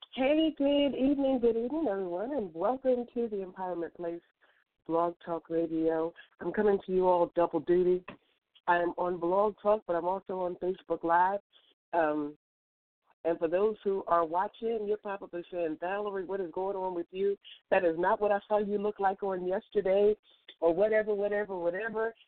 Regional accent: West Point, Virginia, United States; moved away; West Point is where I grew up as a child

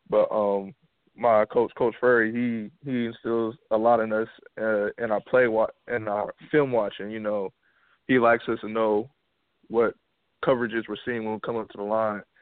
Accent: Columbia, South Carolina, United States; also born or lived in Germany / New York; Well, actually, I, I grew up in Columbia, South Carolina

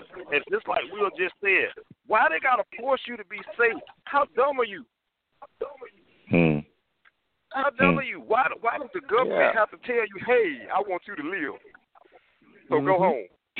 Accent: Quincy, Florida, United States; moved away as an adult; now in Tallahassee, United States; I live in Tallahassee right now, but you know what I mean. I'm from Quincy.

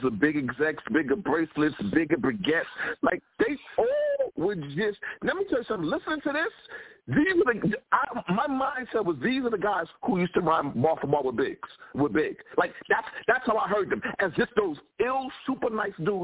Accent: New York City, New York, United States; Me and Three Letterman were raised off of Mash on Channel 5 in New York City

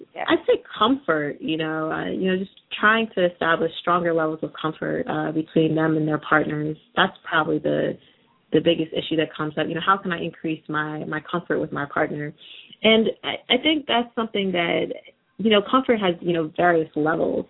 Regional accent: United States; I had a balance of kind of experiences growing up in the United States.

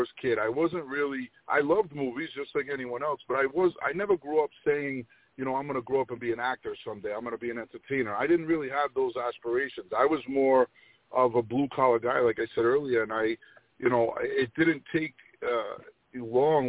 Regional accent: Rhode Island, United States; I grew up in between New York and Boston and Rhode Island, the smallest state

